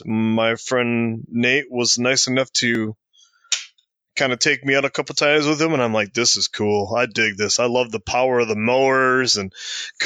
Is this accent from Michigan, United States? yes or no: yes; Port Huron, Michigan, United States; also born or lived in Georgia; When I came back to my hometown where I'm at right now, which is Port Huron, Michigan, when I came back after being in Georgia